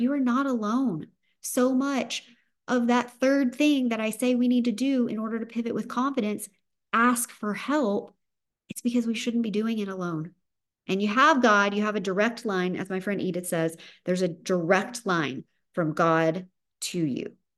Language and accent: English; the South, Southern United States, United States; accent: Southern; my Southern accent